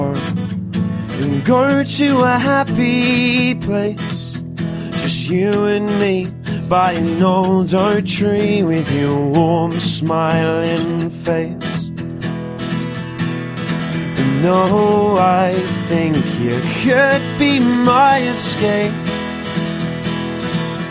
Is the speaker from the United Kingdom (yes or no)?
yes; Portsmouth, South East England, United Kingdom; I'm from Portsmouth, and I play guitar and I sing songs